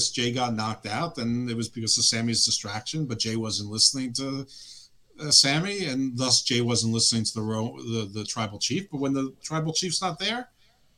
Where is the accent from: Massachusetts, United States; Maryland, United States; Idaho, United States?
Maryland, United States; Baltimore; also born or lived in Owings Mills, Maryland; I'm from Baltimore